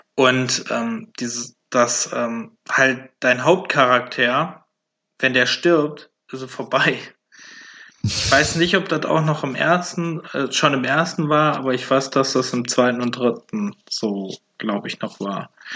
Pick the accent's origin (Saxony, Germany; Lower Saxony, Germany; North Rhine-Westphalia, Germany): North Rhine-Westphalia, Germany; Velbert; ich komme ja aus Felbert.